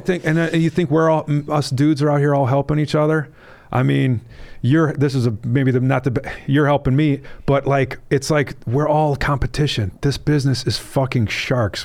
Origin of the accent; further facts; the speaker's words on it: Wisconsin, United States; my own state's